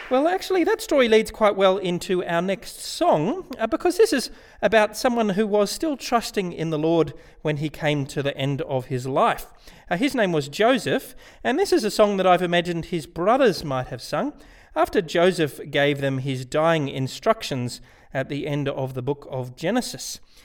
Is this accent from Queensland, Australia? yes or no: no; Canberra, Australian Capital Territory, Australia; I grew up in Canberra where I used to be a lawyer